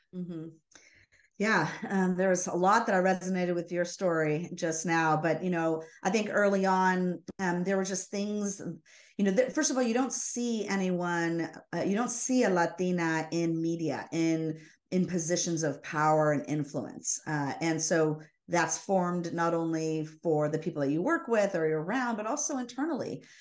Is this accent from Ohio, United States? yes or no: no; Los Angeles, California, United States; I was born down in Los Angeles.